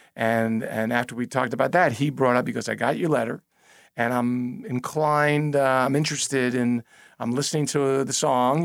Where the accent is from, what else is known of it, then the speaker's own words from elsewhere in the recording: New York, United States; I am a New Yorker